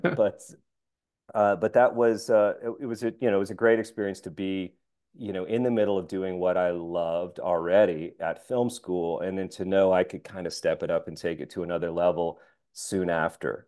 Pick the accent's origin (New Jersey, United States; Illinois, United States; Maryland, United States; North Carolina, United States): North Carolina, United States; Asheville; my hometown of Asheville, North Carolina